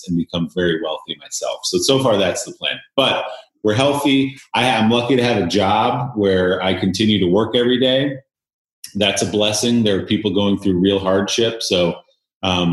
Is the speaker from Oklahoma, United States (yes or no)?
no; New Jersey, United States; I grew up in New Jersey, right outside New York City.